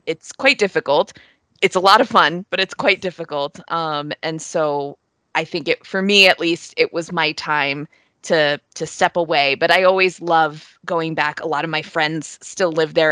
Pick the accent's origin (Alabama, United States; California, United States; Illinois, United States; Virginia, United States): Virginia, United States; Northern; also born or lived in New York; I grew up outside of Washington, D.C., in Northern Virginia